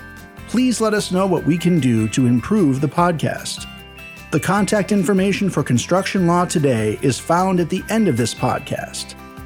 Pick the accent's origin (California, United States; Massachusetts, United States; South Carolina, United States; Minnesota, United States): Minnesota, United States; Minneapolis; here in my hometown of Minneapolis, Minnesota.